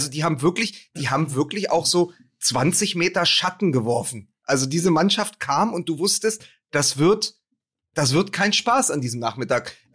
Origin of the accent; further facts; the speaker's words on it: Berlin, Germany; Da sitzt du halt als, als Berliner ja?